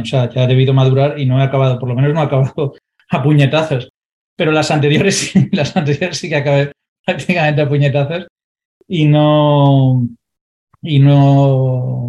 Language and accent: Spanish; Valencia, Valencian Community, Spain; yo soy de Valencia, no en el centro de Valencia